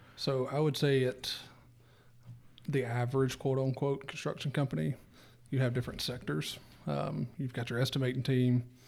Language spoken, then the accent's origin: English; Mississippi Delta, United States; I'm from the Delta